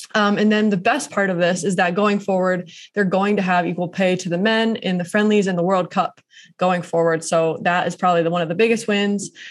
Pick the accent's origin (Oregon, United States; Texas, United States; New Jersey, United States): Oregon, United States; Portland; Portland, my hometown